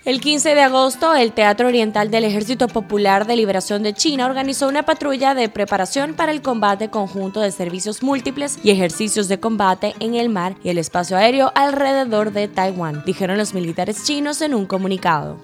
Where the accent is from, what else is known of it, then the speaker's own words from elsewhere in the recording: Dominican Republic; nuestra soberanía e identidad como dominicanos y dominicanas